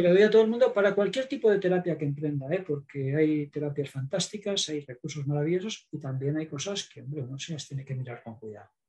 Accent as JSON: {"language": "Spanish", "town": "Zaragoza", "region": "Aragon", "country": "Spain", "said": "yo soy de Zaragoza"}